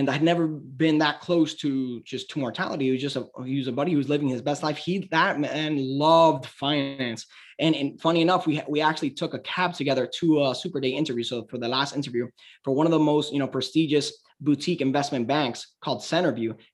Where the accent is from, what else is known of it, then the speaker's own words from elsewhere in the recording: Cuba; now in United States; I say Cuba, but I'm American.